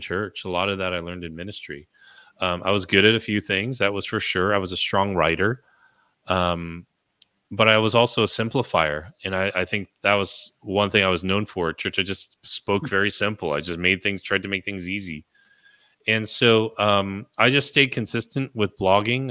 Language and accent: English; California, United States; I was born in California